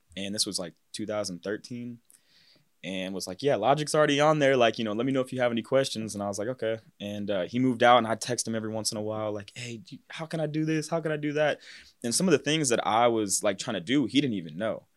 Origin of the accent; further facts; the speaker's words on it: Cincinnati, Ohio, United States; also born or lived in Mason, Ohio / West Chester, Ohio; I'm from Cincinnati, Ohio. More like northern, kinda towards, like, the Westchester area. Mason is where I went to high school